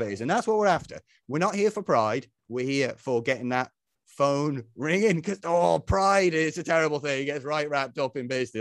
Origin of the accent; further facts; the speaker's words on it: Isle of Man; moved away; when I was a young fella growing up, I grew up back on the Isle of Man